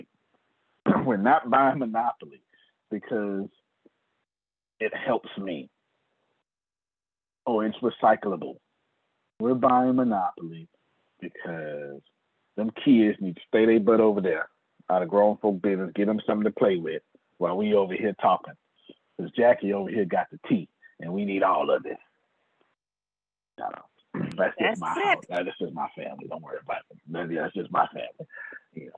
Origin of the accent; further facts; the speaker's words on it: the South, United States; I'm from the South